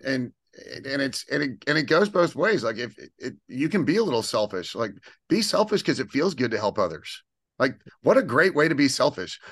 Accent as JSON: {"language": "English", "town": "Houston", "region": "Texas", "country": "United States", "tie": "born or raised there", "said": "born and raised in Texas"}